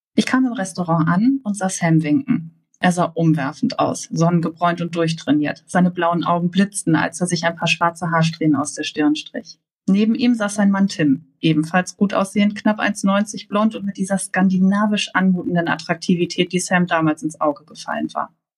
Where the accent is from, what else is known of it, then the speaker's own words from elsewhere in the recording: Hamburg, Germany; ich komme aus Hamburg